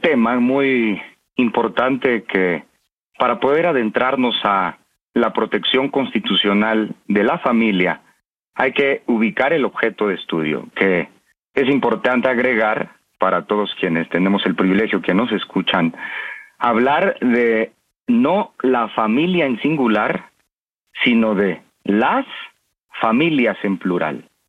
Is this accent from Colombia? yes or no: no; Mexico